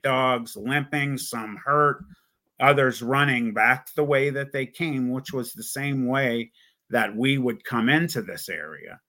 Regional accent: Youngstown, Ohio, United States; I was born in Youngstown, Ohio.

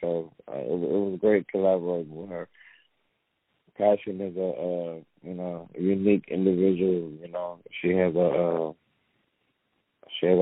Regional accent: Haven, Mississippi, United States; now in Los Angeles, United States; I'm from Haven, Mississippi.

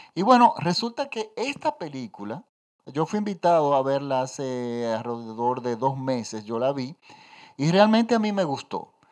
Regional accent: Dominican Republic; Los dominicanos tenemos varios tipos de acento

